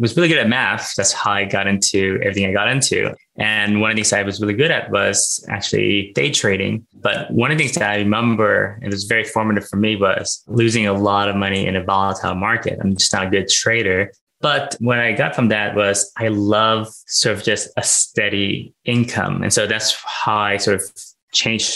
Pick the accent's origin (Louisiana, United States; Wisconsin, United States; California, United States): California, United States; Los Angeles; born or raised there; also born or lived in Thailand / Philippines